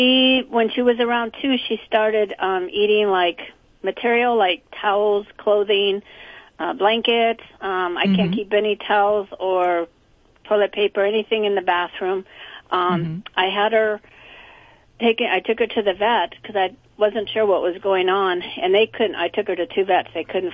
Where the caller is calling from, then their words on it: Bellflower, California, United States; I'm calling from Bellflower, California.